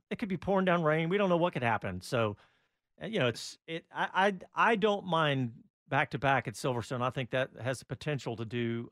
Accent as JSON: {"language": "English", "country": "United States", "said": "being an American"}